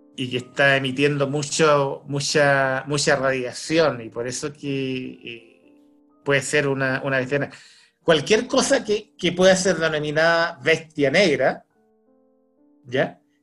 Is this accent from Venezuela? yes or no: no; Chile; accent: Chilean; tenemos un acento los chilenos, tenemos un acento propio nuestro, yo tengo ese acento